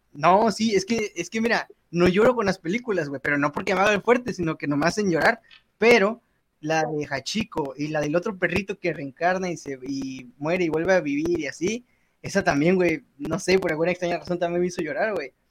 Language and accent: Spanish; Mexico; como buenos mexicanos